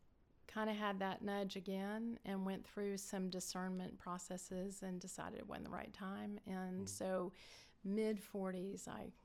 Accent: Florida, United States; also born or lived in Cincinnati / Lexington / Kissimmee / Orlando; now in Blairsville, United States; Gosh, we moved around growing up. Cincinnati, Lexington, Kissimmee, Florida, Orlando, Florida, mm-hmm. Gainesville, Florida. So mostly Florida.

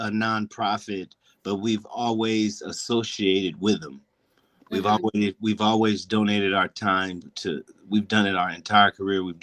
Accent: Pasadena, California, United States; as we grew up in Pasadena

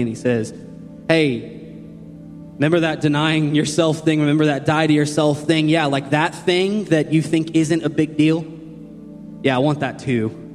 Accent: Shelbyville, United States; moved away as an adult; now in Columbus, United States; I was born and raised here in Shelbyville

